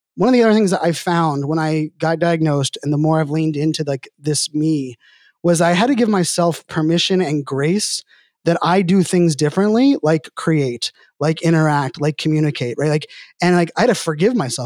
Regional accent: Pittsburgh, Pennsylvania, United States; I'm from Pittsburgh

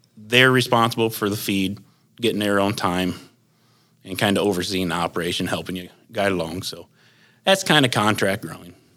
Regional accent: Leipsic, Ohio, United States; I'm from Lipsick, Ohio, small town in northwestern Ohio here

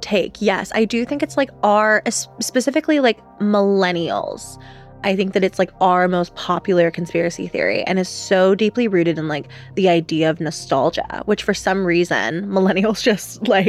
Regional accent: Georgia, United States; I grew up in the South. I grew up in Georgia. I looked at Chick-fil-A's on like an hourly freaking basis. I lived on a farm in rural Georgia that supplied 70% of the chicken for Chick-fil-A's all throughout Georgia.

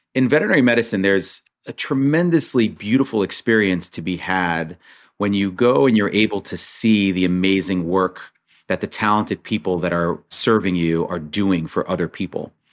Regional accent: Monsey, New York, United States; also born or lived in Israel; I grew up in Muncie, New York

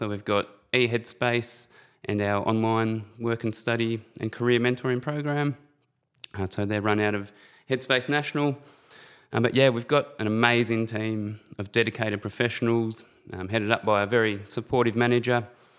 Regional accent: Shepparton, Victoria, Australia; So I'm actually originally from Shepparton. Grew up in a very loving and supportive family.

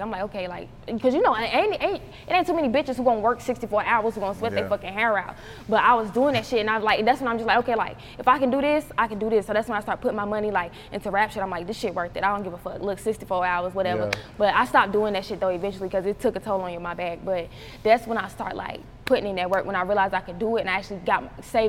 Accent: Charlotte, North Carolina, United States; growing up in Charlotte as a female rapper

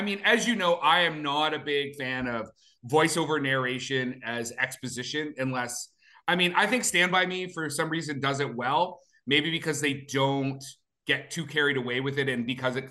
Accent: Alberta, Canada; I was born in Alberta

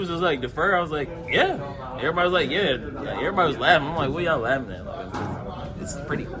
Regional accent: Charlotte, North Carolina, United States; moved away; I was from Charlotte

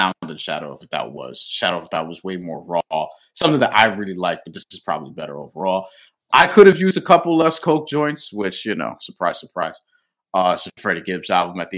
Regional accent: New York, United States; as a New Yorker

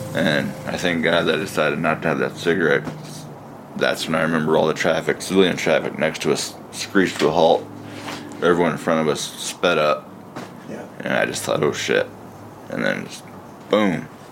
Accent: Midwest, United States; also born or lived in Seoul, South Korea; being adopted at 10 months old, growing up in the Midwest

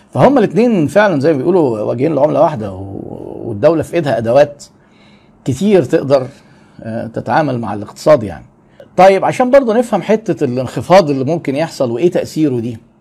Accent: Egypt; عندنا في مصر

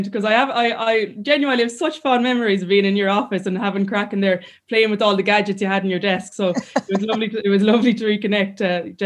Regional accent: Clarenbridge, Connacht, Ireland; I'm from a lovely village and I'm from Clarenbridge and like my classmates were unbelievable when I was younger

